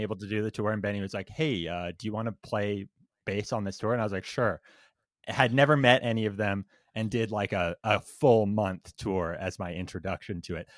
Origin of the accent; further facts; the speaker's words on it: Windsor, Ontario, Canada; Windsor, which is, like, the city right next to Detroit, like, right at the border.